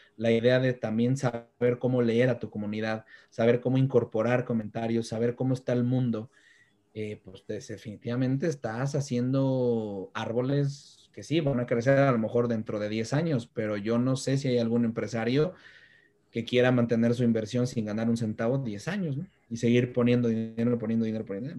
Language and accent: Spanish; Mexico; Como mexicano